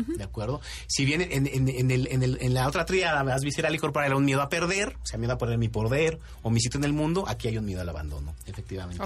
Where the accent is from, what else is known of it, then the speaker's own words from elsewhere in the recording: Mexico; a muchos de nosotros como mexicanos nos gusta el picante